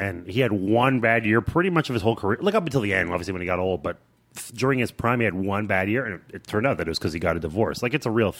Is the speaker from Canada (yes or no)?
yes; Canada; I'm Canadian, so I feel like 10% empathy.